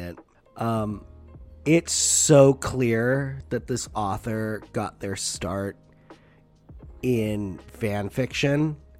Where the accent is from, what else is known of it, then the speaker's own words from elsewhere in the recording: United States; I'm an American.